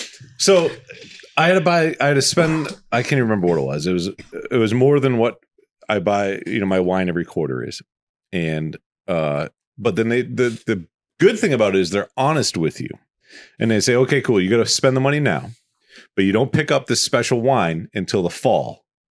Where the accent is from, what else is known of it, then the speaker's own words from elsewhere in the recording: Boston, Massachusetts, United States; I'm originally from Boston